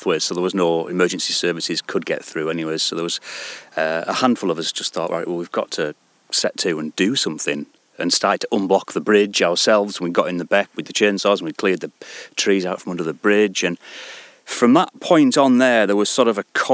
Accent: Penruddock, North West England, United Kingdom; also born or lived in Glenridding; I've lived in this area all my life. So we're from Penruddock. I grew up in Penruddock

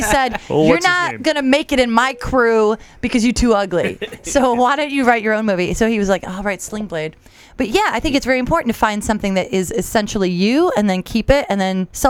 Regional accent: Western New York, United States; I'm from Western New York, and your accent is very close to what we've got going on. And we're not really Southern. We're just redneck.

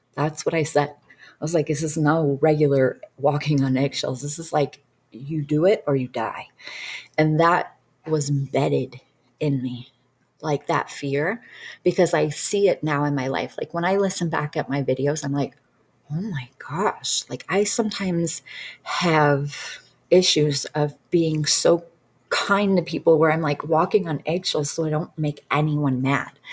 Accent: Detroit suburbs, Michigan, United States; I'm from Detroit suburbs, so I, I actually lived a very, I lived in poverty, period. That's just how I grew up.

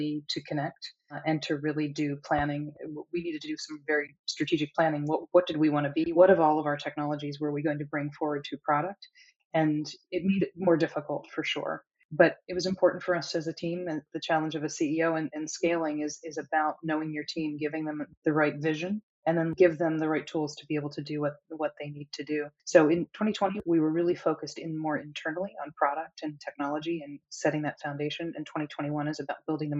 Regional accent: United States; I am certainly American

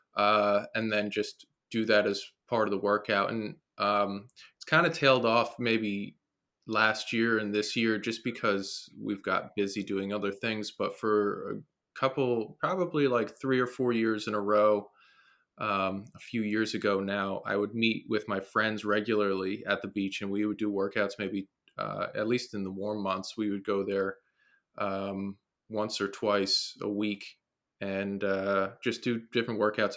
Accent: New Jersey, United States; Born and raised in New Jersey

